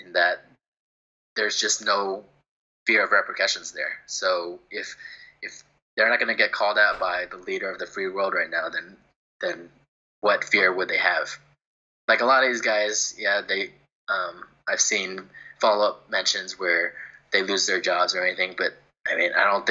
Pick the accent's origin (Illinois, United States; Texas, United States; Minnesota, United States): Texas, United States; Houston; I grew up in Houston area